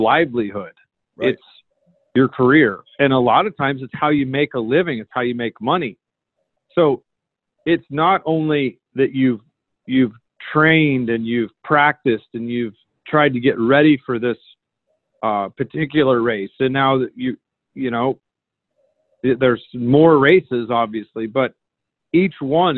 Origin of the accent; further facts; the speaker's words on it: the Northwest, Pacific Northwest, United States; I grew up in the Northwest